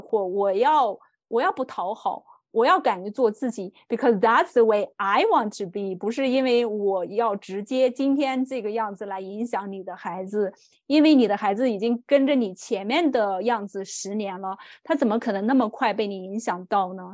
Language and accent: Chinese; China; moved away; 我是一个中国人，我在海外生活的中国人